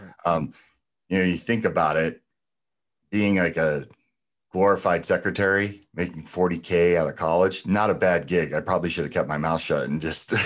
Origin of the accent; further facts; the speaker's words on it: New Jersey, United States; moved away; also born or lived in California / Arizona; growing up in New Jersey and then spending a lot of formative years in California